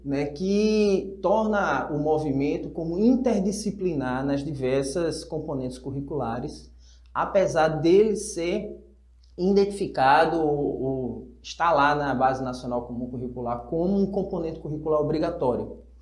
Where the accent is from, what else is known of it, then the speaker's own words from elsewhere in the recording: Recife, Pernambuco, Brazil; Eu sou de Recife